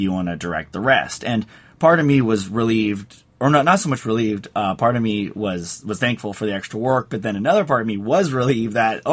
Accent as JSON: {"language": "English", "town": "San Jose", "region": "California", "country": "United States", "tie": "born or raised there", "said": "I grew up in the Bay Area, up in San Jose"}